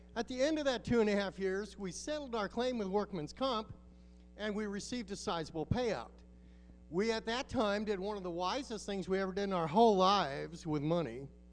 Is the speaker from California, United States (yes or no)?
no; Alaska, United States; moved away as an adult; also born or lived in Mexico; We're from Alaska